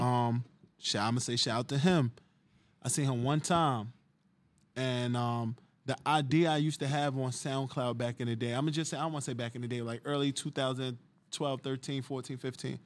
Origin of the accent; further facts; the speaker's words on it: Jersey City, New Jersey, United States; I'm from Jersey City